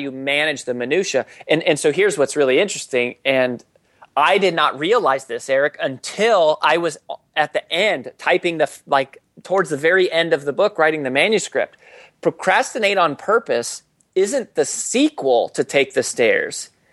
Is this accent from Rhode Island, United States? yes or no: no; Colorado, United States; growing up in Colorado